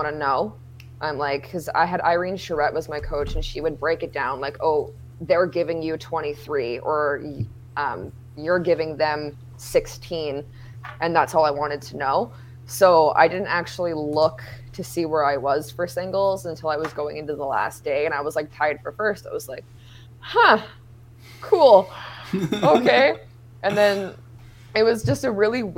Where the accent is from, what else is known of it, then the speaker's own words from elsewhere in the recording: Thunder Bay, Ontario, Canada; It was my rookie year in my hometown.